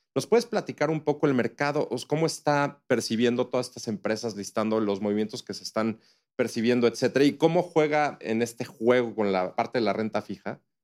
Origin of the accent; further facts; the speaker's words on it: Mexico; como mexicanos y como inversionistas